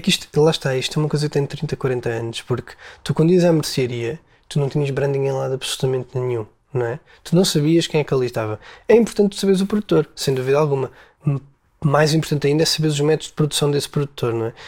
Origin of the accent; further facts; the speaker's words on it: Portugal; nós nascemos em Portugal.